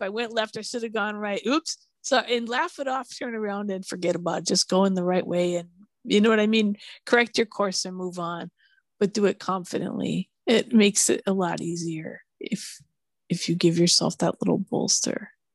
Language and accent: English; Minneapolis, Minnesota, United States; now in California, United States; I grew up in snow country